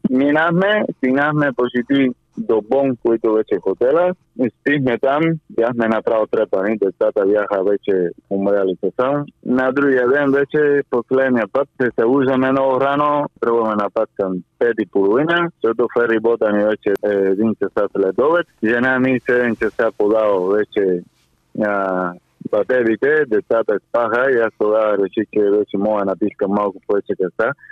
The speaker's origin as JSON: {"language": "Bulgarian", "country": "Cuba", "also_born_or_lived": "Bulgaria / Spain", "second_language": "Bulgarian", "moved": "as an adult", "lives_now": "England, United Kingdom", "said": "аз България вече ми е моя втората държава, защото понеже съм от Куба и чувствам, съм живял доста година в България, нали аз чувствам вече като моята втора държава"}